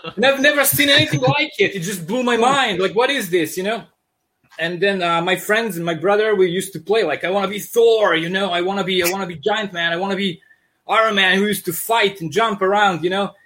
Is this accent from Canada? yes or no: no; Serbia; accent: thick accent; sounds like Russian mobsters; English is a second language; also born or lived in Yugoslavia; now in Michigan, United States; I'm originally from Serbia. That's why I have this uh, thick accent